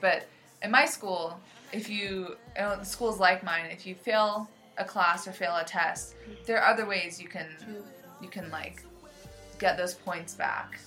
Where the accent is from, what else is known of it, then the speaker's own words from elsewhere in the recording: United States; I grew up in the United States in America